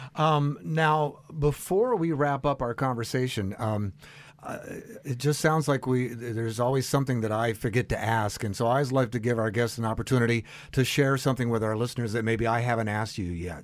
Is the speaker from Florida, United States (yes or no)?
yes; South Florida, United States; I'm from the South Florida area